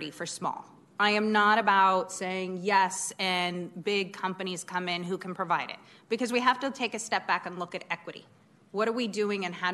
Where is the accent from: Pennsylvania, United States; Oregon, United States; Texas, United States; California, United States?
Oregon, United States; now in Sacramento, United States; I grew up in Oregon